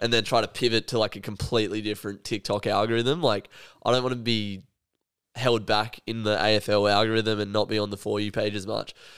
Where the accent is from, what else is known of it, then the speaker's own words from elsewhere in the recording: Australia; as an Australian